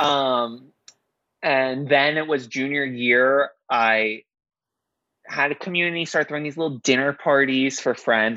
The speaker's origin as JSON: {"language": "English", "town": "New York City", "region": "New York", "country": "United States", "tie": "born or raised there", "said": "growing up in Queens, it was predominantly Asian"}